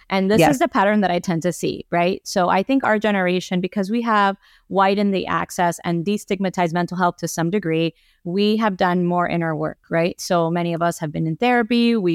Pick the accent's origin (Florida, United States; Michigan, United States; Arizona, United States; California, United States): Florida, United States; Miami; I grew up here in Miami. I am a first generation Cuban American